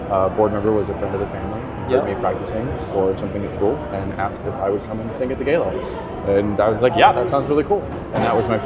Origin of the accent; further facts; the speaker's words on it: Rochester, New York, United States; now in Las Vegas, United States; See where I grew up, it was also unpredictable because I grew up in Rochester, New York, which sometimes it would snow on my birthday and sometimes it would be beautiful and sunny.